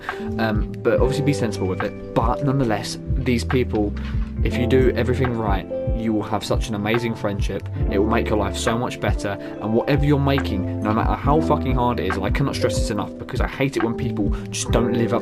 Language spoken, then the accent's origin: English; New Zealand; I'm a Kiwi